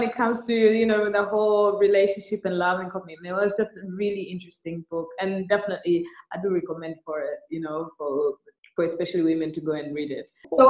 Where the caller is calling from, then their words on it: Dar es Salaam, Tanzania; I'm podcasting from Dar es Salaam. Very rainy Dar es Salaam.